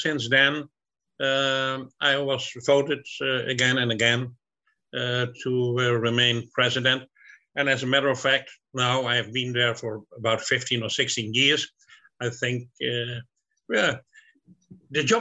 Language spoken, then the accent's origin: English; Breda, North Brabant, Netherlands; Okay, I'm from the Netherlands. I was born in a city, Breda, in the southern part of the Netherlands, in a big family.